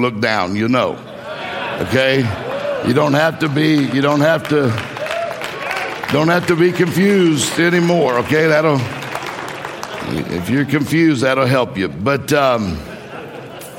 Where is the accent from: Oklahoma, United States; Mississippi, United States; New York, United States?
Mississippi, United States; moved away as an adult; also born or lived in Florida / Meridian, Mississippi; now in Detroit, United States; I grew up in Mississippi, graduated high school in Mississippi, and then I moved to Florida